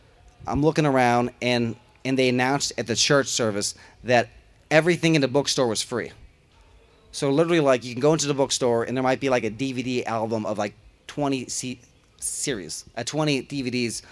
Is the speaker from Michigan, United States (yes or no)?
no; Missouri, United States; also born or lived in Los Angeles, United States; now in Oklahoma, United States; I grew up in Missouri, so I understand the Midwest